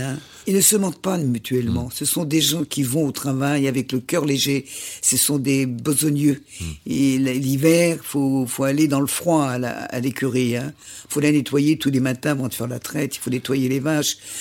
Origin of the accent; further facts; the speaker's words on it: Châtel, Auvergne-Rhône-Alpes, France; chez nous, à Châtel, dans l'arrière-pays